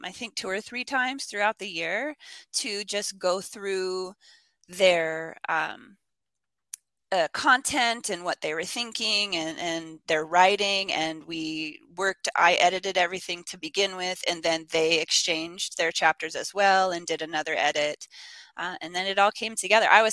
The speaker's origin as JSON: {"language": "English", "town": "Spokane", "region": "Washington", "country": "United States", "tie": "born or raised there", "also_born_or_lived": "Armenia / Texas / Japan / New York", "moved": "as an adult", "said": "my hometown of Spokane"}